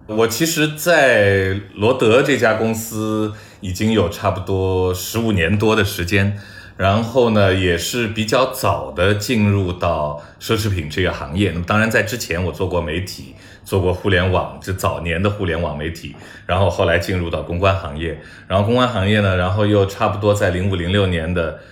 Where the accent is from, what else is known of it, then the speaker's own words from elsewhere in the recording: China; 我中国人